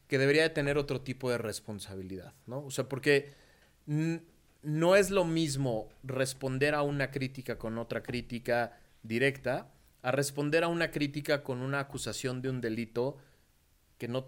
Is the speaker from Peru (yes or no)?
no; Mexico; no, a ver, soy mexicano, 100%